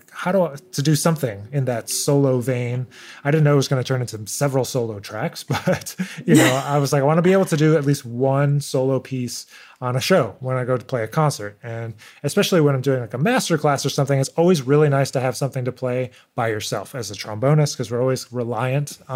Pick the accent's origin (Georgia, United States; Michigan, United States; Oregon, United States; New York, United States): New York, United States; Rochester; I grew up in Rochester, New York